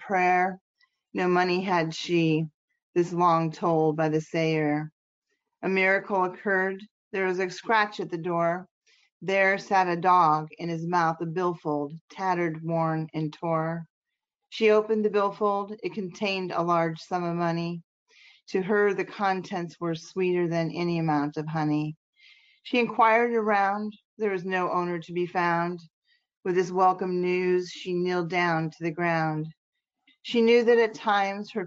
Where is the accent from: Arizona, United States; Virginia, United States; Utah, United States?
Virginia, United States; I'm from Virginia in the United States